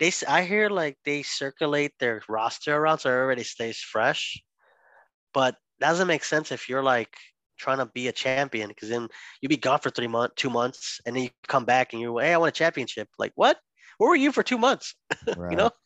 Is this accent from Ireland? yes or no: no; Durango, Mexico; I'm from Durango too.